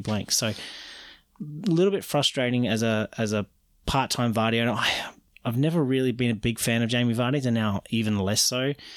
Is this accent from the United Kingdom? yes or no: no; Australia; I'm Australian